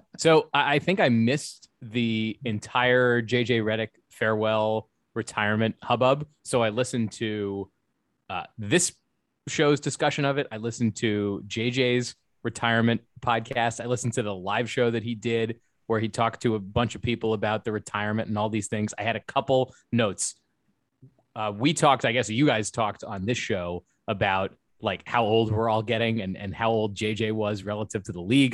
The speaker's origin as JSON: {"language": "English", "region": "Maryland", "country": "United States", "tie": "born or raised there", "said": "I grew up in Maryland."}